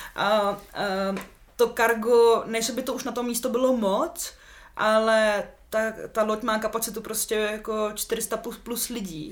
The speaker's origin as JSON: {"language": "Czech", "town": "Litoměřice", "region": "Ústí nad Labem Region", "country": "Czechia", "also_born_or_lived": "Úštěk", "moved": "yes", "lives_now": "Prague, Czech Republic", "said": "já jsem sudeťačka, hmm. uh, jsem na půl z Litoměřice, na půl právě z toho Úštěka"}